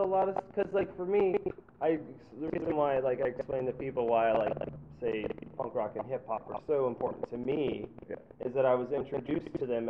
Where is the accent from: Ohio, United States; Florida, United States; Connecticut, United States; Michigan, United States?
Florida, United States; Sarasota; I grew up in Sarasota, Florida